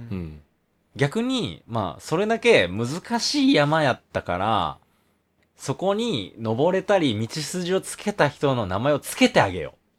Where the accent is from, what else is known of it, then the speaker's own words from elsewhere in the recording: Kansai, Japan; accent: Kansai-ben; 僕とやったら関西弁